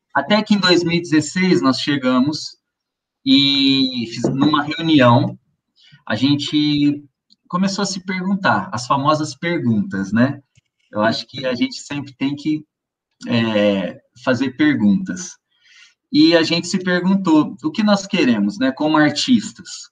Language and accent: Portuguese; Ribeirão Preto, São Paulo, Brazil; Eu sou do interior de São Paulo, cidade chama-se Ribeirão Preto